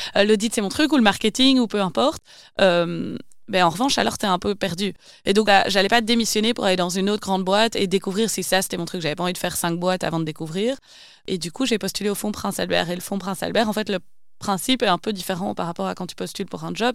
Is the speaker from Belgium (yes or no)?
yes; Wavre, Wallonia, Belgium; also born or lived in Brussels / Asia; j'ai grandi à Wavre, dans le Brabant Wallon